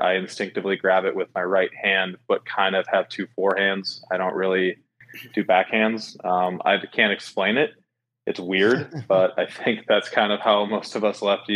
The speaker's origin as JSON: {"language": "English", "region": "Minnesota", "country": "United States", "tie": "born or raised there", "said": "I grew up in Minnesota, playing a lot of baseball and ice hockey left-handed."}